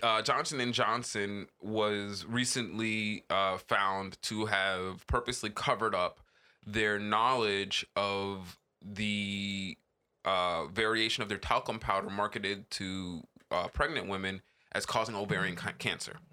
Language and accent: English; Jamaica; as a Jamaican